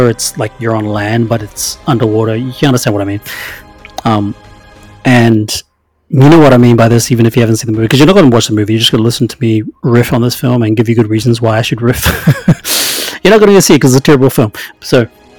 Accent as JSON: {"language": "English", "country": "New Zealand", "said": "I'm from New Zealand"}